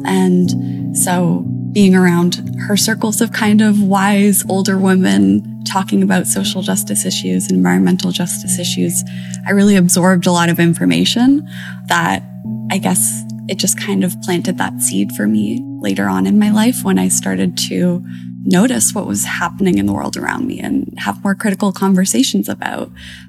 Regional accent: Toronto, Ontario, Canada; I grew up in kind of a more nature-based area of the city. Like, I had access to Lake Ontario pretty easily, lots of parks

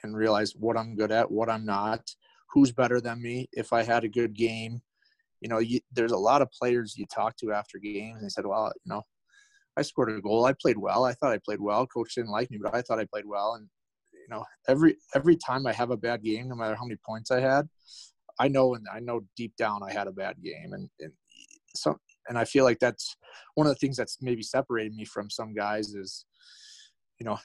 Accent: Detroit, Michigan, United States; growing up in Detroit

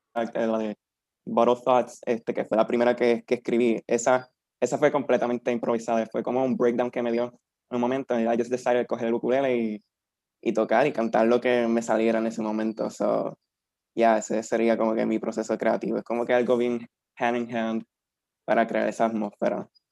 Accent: Peñuelas, Puerto Rico; un nene de 23 años, de un pueblito llamado Peñuela

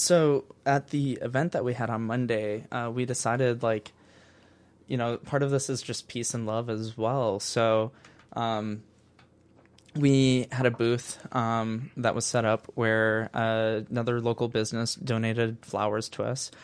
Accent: Northwest Indiana, United States; I'm from Northwest Indiana

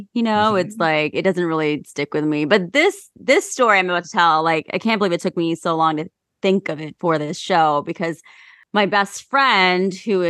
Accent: Ohio, United States; I'm from Ohio, and I'm sorry for my home state.

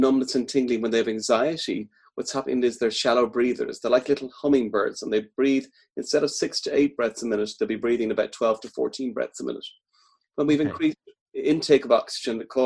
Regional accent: Dublin, Leinster, Ireland; moved away as an adult; also born or lived in Midlands, Ireland; now in Galway, Ireland; I'm from Dublin originally, but I've been in the Midlands for about 15 years and then Galway now about 11 years.

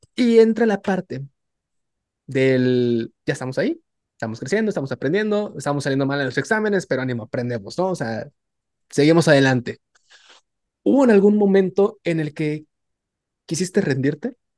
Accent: Tabasco, Mexico; now in Nuevo León, Mexico; yo siendo tabasqueño, aquí en, aquí sobre todo en Nuevo León

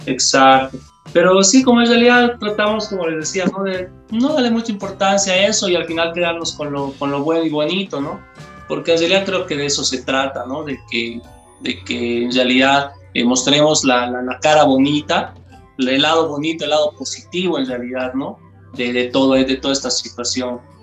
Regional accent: Bolivia; todos somos acá de Bolivia

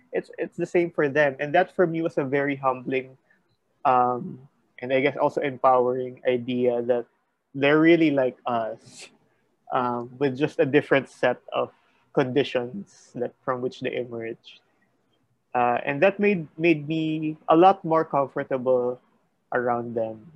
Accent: Philippines; grew up in a suburb

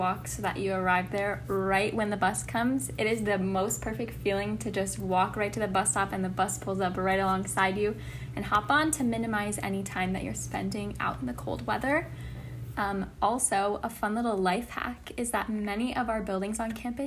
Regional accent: Plymouth, Michigan, United States; I'm a sophomore from Plymouth, Michigan

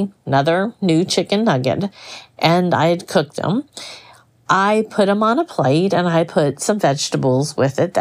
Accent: Florida, United States; I grew up in Florida where we had all kinds of, you know, fruit trees in our yard

